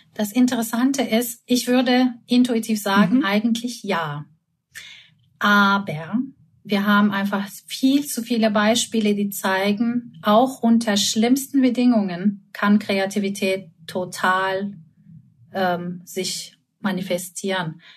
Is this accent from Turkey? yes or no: yes; Istanbul, Turkey; moved away; Ich komme aus Istanbul